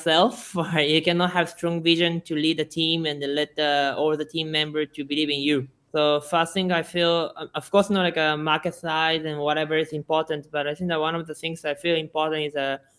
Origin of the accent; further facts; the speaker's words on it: Tokyo, Japan; English is a second language; moved away as an adult; also born or lived in Shizuoka City, Japan / Seattle, United States; now in Vietnam; I was in Shizuoka City, but after a while, I moved to Tokyo. So most of my time, I grew up in Tokyo.